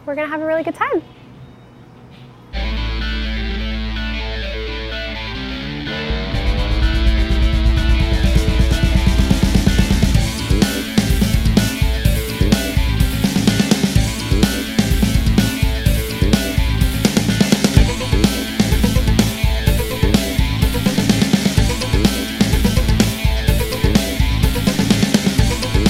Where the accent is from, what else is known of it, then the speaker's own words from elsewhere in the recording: Welland, Ontario, Canada; born and raised in Welland, Ontario. Don't live here anymore